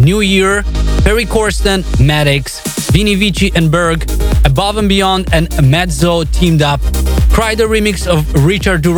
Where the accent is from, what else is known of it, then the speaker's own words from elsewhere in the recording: Moldova; my home country of Moldova